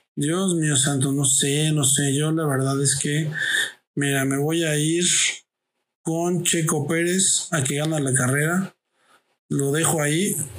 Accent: Mexico

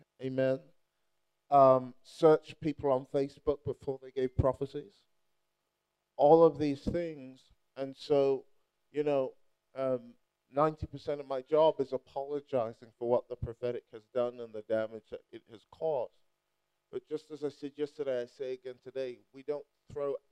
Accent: Nigeria; moved away; I'm Nigerian

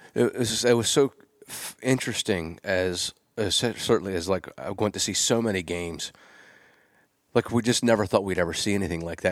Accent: Gettysburg, Pennsylvania, United States; I'm from Gettysburg, or just south of Gettysburg

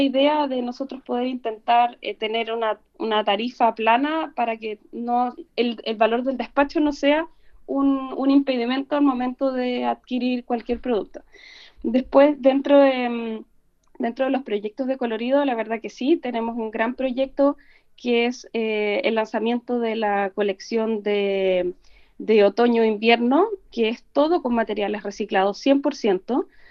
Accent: Valdivia, Los Ríos, Chile; yo soy de regiones, soy de Valdivia

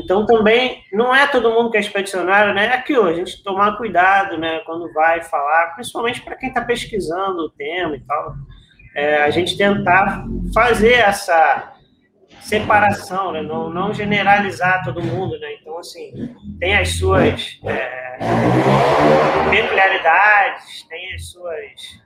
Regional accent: São Gonçalo, Rio de Janeiro, Brazil; aqui em São Gonçalo, que é a, a cidade onde eu nasci

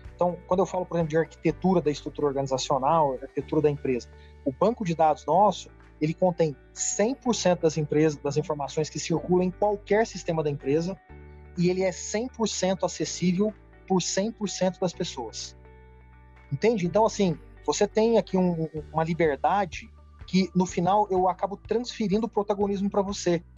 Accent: Uberaba, Minas Gerais, Brazil; moved away as an adult; also born or lived in São Paulo; Vim do interior da cidade de Uberaba para São Paulo para fazer direito

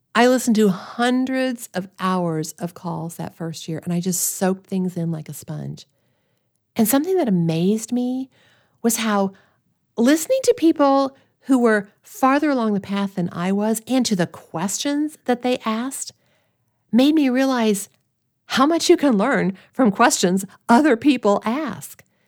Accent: Springfield, Missouri, United States; moved away; I grew up in Springfield, Missouri, in a loving family

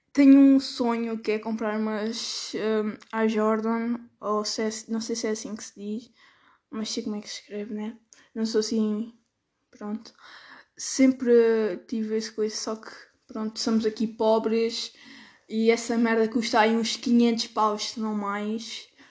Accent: Alentejo, Portugal

